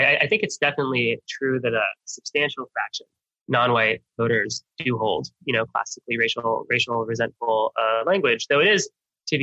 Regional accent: Miami, Florida, United States; I grew up in Miami, one of the most, you know, diverse places in the world

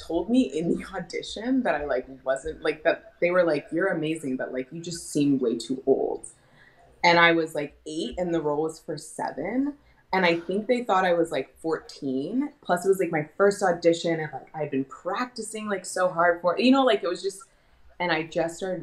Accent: Portland, Oregon, United States; moved away as an adult; also born or lived in New York; I'm born and raised in Portland, Oregon

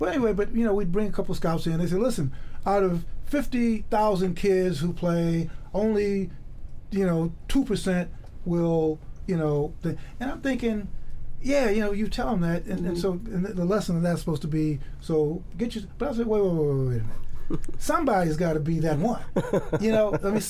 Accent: Chicago, Illinois, United States; I grew up in the South Side of Chicago.

